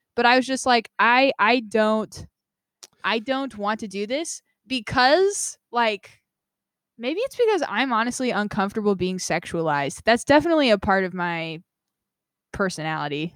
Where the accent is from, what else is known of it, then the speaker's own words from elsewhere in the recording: Nevada, United States; also born or lived in Vermont; now in San Diego, United States; I am from Nevada